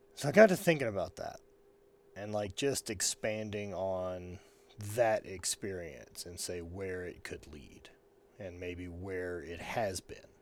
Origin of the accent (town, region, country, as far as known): the South, United States; born or raised there; moved away